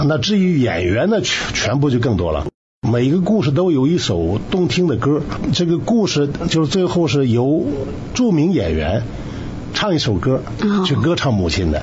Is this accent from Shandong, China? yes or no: yes; Shandong, China; moved away as an adult; also born or lived in Beijing; 我是出生在山东